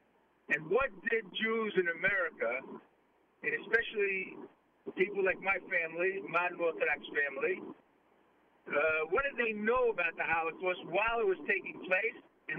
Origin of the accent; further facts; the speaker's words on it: New York City, New York, United States; moved away; growing up in Brooklyn, and was actually to be the first Orthodox Jew to play in the NBA.